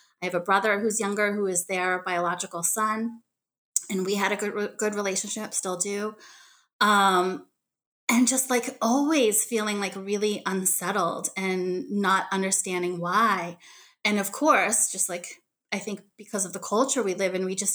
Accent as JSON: {"language": "English", "town": "Boston", "region": "Massachusetts", "country": "United States", "tie": "born or raised there", "also_born_or_lived": "Daegu, South Korea", "said": "They drove out from Boston, which was where they were living in the Boston suburban area and where I grew up."}